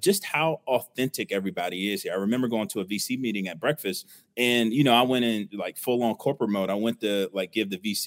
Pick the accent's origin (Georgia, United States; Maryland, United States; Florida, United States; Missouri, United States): Maryland, United States; Prince George's County, Washington, D.C. area; also born or lived in Miami / Houston / Seattle; now in Atlanta, United States; born and raised in the Washington, D.C. area, Prince George's County